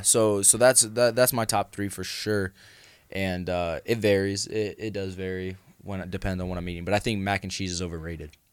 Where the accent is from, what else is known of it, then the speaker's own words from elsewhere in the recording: California, United States; moved away; I grew up in California. I didn't really see snow a lot